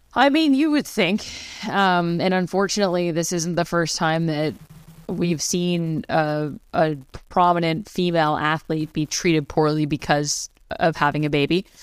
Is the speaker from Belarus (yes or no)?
no; Canada; I'm a Canadian